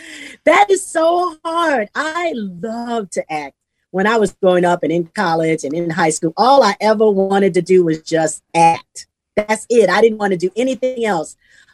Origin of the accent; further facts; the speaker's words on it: Southern United States, United States; now in Houston, United States; Because we're from the South. We live in Houston. We love gumbo.